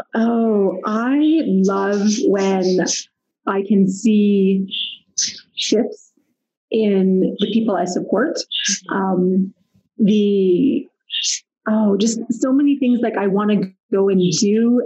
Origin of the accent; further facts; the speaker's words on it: Pickering, Ontario, Canada; moved away as an adult; also born or lived in Ottawa, Ontario; now in Calgary, Canada; grew up near Toronto in Pickering